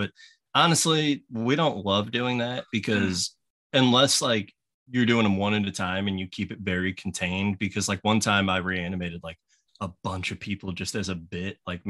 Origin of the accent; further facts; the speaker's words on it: Missouri, United States; also born or lived in Lansing, Michigan / North Carolina; I was born in Lansing, Michigan. Ah, okay. And then lived in North Carolina for a year. And then I arrived in Missouri when I was 3 years old, and I've been here since. I'm 33.